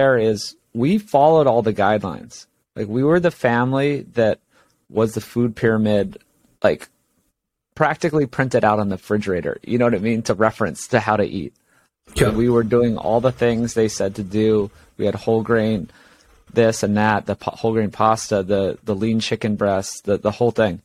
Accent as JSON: {"language": "English", "region": "Hawaii", "country": "United States", "tie": "born or raised there", "also_born_or_lived": "Los Angeles", "moved": "as an adult"}